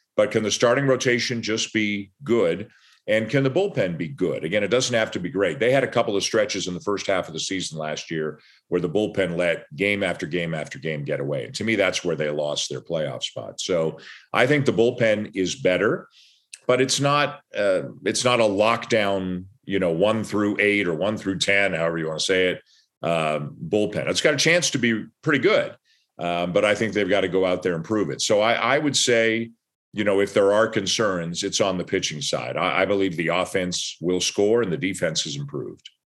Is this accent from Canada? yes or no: yes; Canada; I'm Canadian